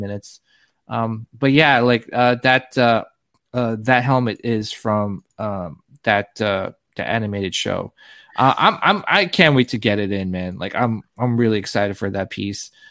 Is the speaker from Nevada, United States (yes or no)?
no; New Jersey, United States; I grew up in New Jersey